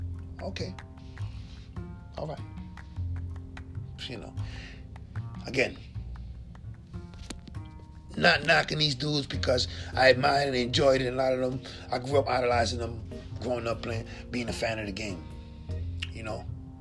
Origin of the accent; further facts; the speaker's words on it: New York City, New York, United States; my hometown, Bushwick, Brooklyn